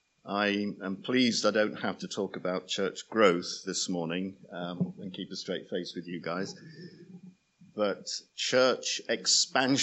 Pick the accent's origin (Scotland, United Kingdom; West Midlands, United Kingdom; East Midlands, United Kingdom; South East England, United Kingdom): East Midlands, United Kingdom; Nottingham; I'm from Nottingham